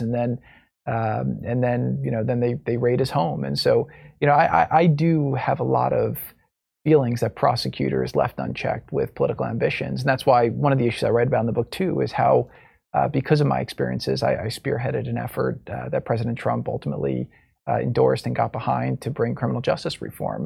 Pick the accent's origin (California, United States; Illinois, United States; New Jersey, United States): New Jersey, United States; now in Florida, United States; I grew up in New Jersey